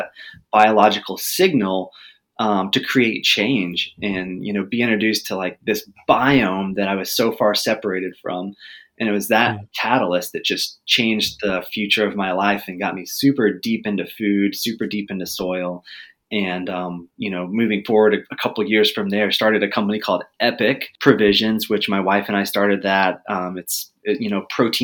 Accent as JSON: {"language": "English", "region": "Texas", "country": "United States", "tie": "born or raised there", "said": "I grew up in Texas"}